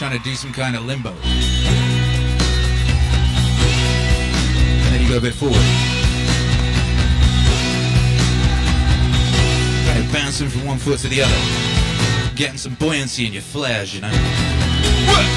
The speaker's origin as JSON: {"language": "English", "region": "Wales", "country": "United Kingdom", "tie": "born or raised there", "also_born_or_lived": "West Midlands, England / Birmingham, England", "moved": "as an adult", "lives_now": "Texas, United States", "said": "I was born in the middle of the UK, you know, the West Midlands bit. And I grew up in Wales."}